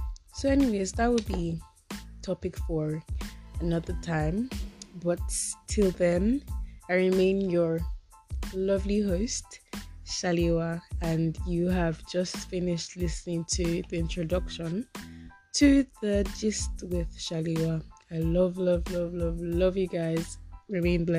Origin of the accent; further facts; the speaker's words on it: Osun, Nigeria; Okay, I'm Yoruba, if you have not guessed already. I'm from Osun.